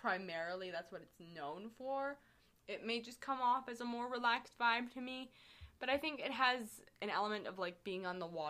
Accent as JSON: {"language": "English", "town": "Chicago", "region": "Illinois", "country": "United States", "said": "I'm from Chicago."}